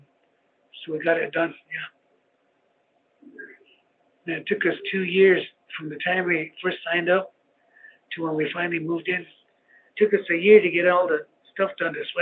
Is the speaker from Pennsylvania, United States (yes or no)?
no; Cheyenne River Sioux Tribe reservation, South Dakota, United States; moved away as an adult; now in Rapid City, United States; I'm from the Cheyenne River Sioux Tribe, and that's like 3 hours drive east, northeast from here